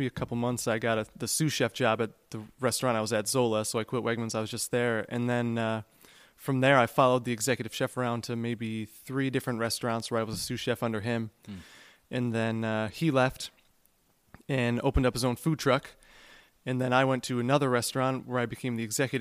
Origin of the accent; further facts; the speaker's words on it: Syracuse, New York, United States; moved away as an adult; also born or lived in Pennsylvania; I am from Syracuse